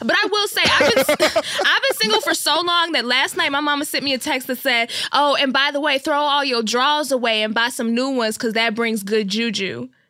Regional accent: Boston, Massachusetts, United States; I'm from Boston. That's the first thing I said, and that's always been my narrative.

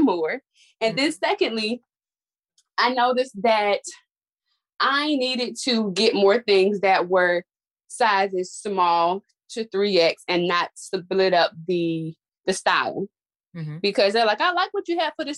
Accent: Suffolk, Virginia, United States; I am from Suffolk, all the way in Suffolk. That's a small, well, I say it's a small town because I've been here so long

